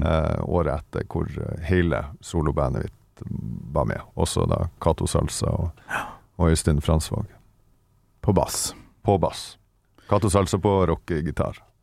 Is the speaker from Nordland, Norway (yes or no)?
yes; Vesterålen, Nordland, Norway; moved away; oppe i Vesterålen, der jeg kommer ifra